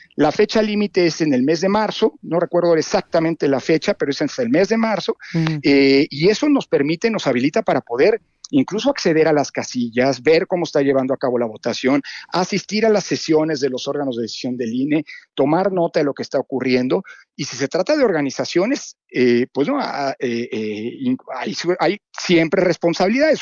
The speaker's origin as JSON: {"language": "Spanish", "country": "Mexico"}